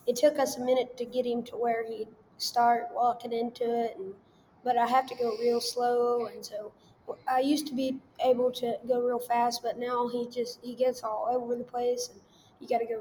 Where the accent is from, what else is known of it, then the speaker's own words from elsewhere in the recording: Madill, Oklahoma, United States; I'm from Medill, Oklahoma